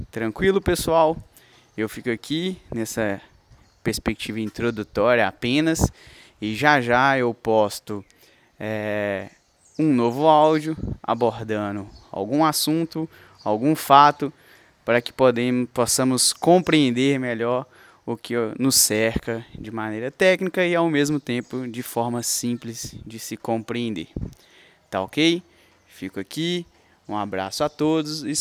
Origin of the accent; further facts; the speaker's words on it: Coronel Fabriciano, Minas Gerais, Brazil; now in Belo Horizonte, Brazil; porque tecnicamente eu sou de Coronel Fabriciano, onde eu vivi 19 anos